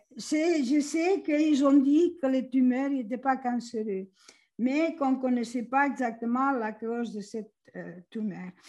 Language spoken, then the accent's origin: French; Catalonia, Spain; moved away as an adult; je suis originaire de la Catalogne, en Espagne